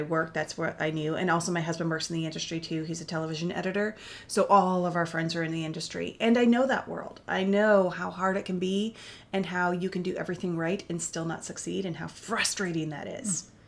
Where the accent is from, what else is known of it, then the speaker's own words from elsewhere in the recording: Ketchikan, Alaska, United States; also born or lived in Washington State; I was born in Washington State, which is not so very exciting, but I do love it. But I grew up in Alaska.